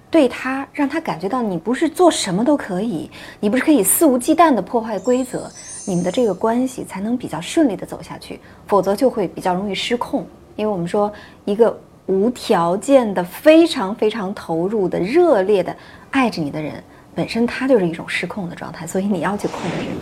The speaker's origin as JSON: {"language": "Chinese", "country": "China", "said": "我们中国人"}